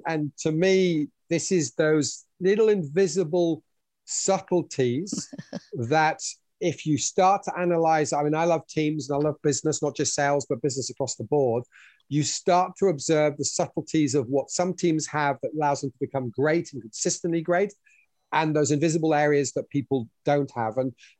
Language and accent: English; Switzerland; also born or lived in United Kingdom / France / New South Wales, Australia; now in New Zealand; as you can probably tell from my accent, I was born in the UK, English heritage, but raised in Switzerland and France. Then lived in New South Wales for 4 years in Australia before, having married a Kiwi, moving to New Zealand to raise our children